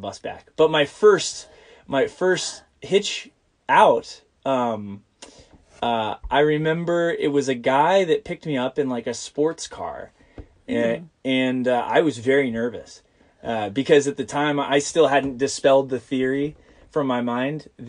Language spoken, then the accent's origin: English; Ohio, United States; We grew up in Ohio